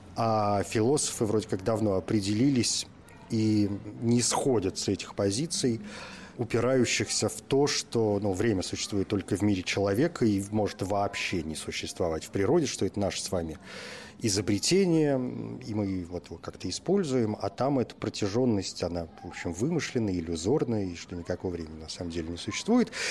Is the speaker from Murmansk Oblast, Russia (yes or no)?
yes; Murmansk, Murmansk Oblast, Russia; moved away; я родился в Мурманске за полярным кругом, в общем, мое детство и юность прошли там